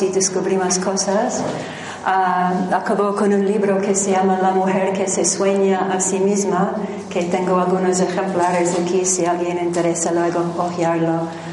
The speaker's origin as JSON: {"language": "Spanish", "region": "New Jersey", "country": "United States", "also_born_or_lived": "Manhattan, New York", "second_language": "Spanish", "moved": "as an adult", "said": "originalmente soy americana de New Jersey"}